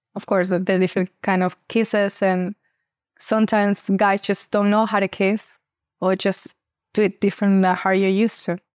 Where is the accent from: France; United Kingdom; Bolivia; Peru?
Peru; I'm twenty-five years old, and I come from Peru.